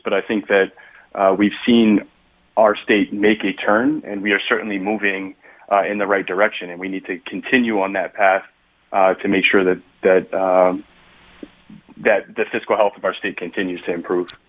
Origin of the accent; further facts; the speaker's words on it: New Haven, Connecticut, United States; I grew up in New Haven, where I still live with my husband